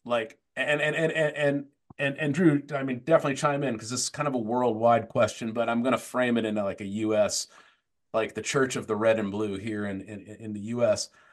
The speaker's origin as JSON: {"language": "English", "town": "Tempe", "region": "Arizona", "country": "United States", "tie": "born or raised there", "said": "I grew up in Tempe, Arizona."}